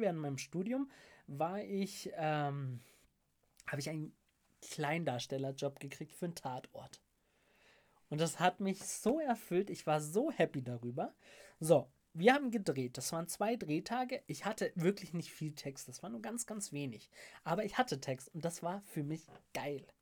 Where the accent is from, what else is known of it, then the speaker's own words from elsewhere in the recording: Munich, Bavaria, Germany; Ich komme aus München, High Society